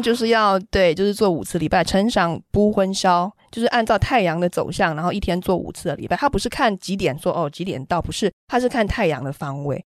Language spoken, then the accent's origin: Chinese; Taiwan; moved away as an adult; also born or lived in Germany; now in Morocco; 我们台湾人